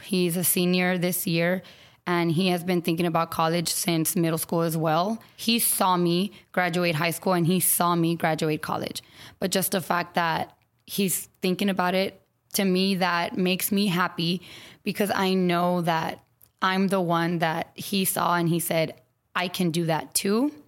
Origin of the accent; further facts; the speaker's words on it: San Antonio, Texas, United States; now in Austin, United States; I grew up in San Antonio